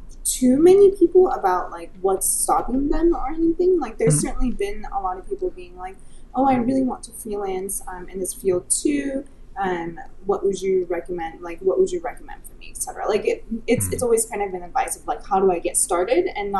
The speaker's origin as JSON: {"language": "English", "country": "United States", "also_born_or_lived": "Silicon Valley", "said": "I'm Chinese American, so I have very Asian parents"}